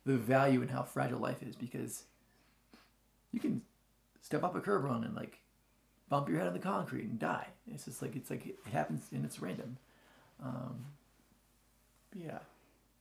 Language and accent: English; Florida, United States; moved away as an adult; also born or lived in Joliet, Illinois / Colorado; Yeah, I'm from Florida. I was born in Joliet, raised in Florida. Until I was like 19, I moved out to Colorado.